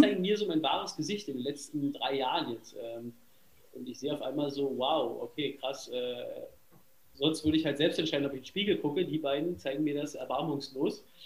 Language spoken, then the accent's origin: German; Berlin, Germany; ich komme aus Berlin